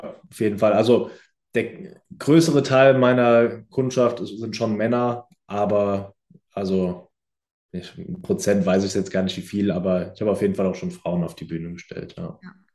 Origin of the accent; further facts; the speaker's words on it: near Frankfurt, Hesse, Germany; moved away as an adult; now in Düsseldorf, Germany; ich komme ja ursprünglich aus der Nähe von Frankfurt